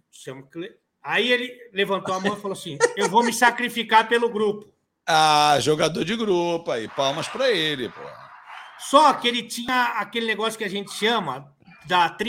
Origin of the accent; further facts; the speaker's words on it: São Paulo, Brazil; Nós estamos numa turma, somos de São Paulo